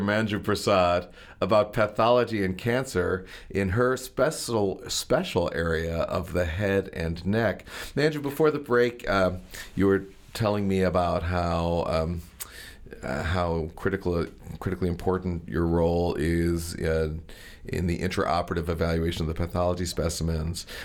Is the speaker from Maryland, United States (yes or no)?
yes; Maryland, United States; the Maryland culture from where I come